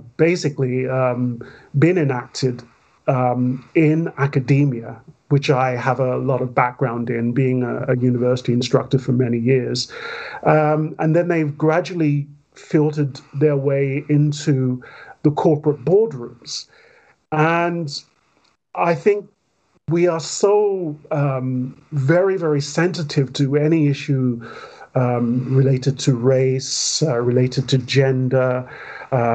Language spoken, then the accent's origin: English; London, United Kingdom; I grew up, I was born in Wandsworth, but I grew up mostly in Stockwell, Peckham, and then Camberwell, and basically Southwest London and Southeast London